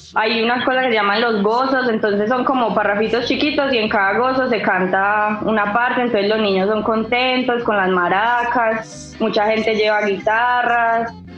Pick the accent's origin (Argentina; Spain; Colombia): Colombia; Medellín, Antioquia; accent: paisa; soy de Medellín, entonces a nosotros nos dicen los paisas